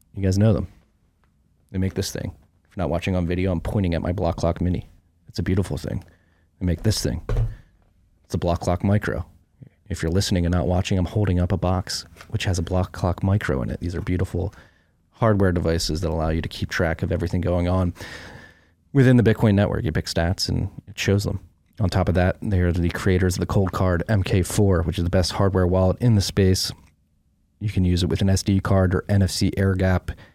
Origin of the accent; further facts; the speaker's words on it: Philadelphia, Pennsylvania, United States; moved away; also born or lived in Brooklyn, New York; growing up in Philly